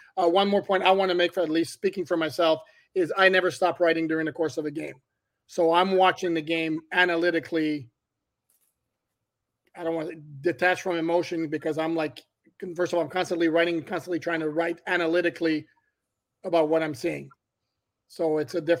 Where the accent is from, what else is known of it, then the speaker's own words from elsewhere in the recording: Montreal, Quebec, Canada; moved away; I was born and raised in Montreal.